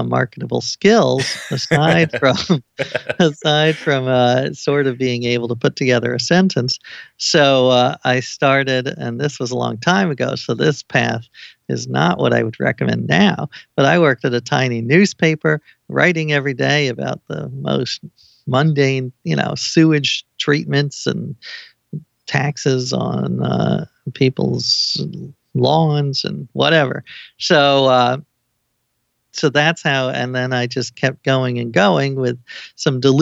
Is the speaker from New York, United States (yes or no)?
yes; New York City, New York, United States; I grew up in New York City.